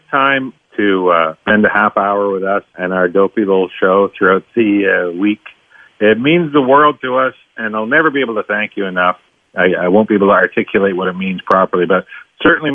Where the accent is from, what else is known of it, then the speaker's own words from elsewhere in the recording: Tisdale, Saskatchewan, Canada; when I was growing up in Tisdale, Saskatchewan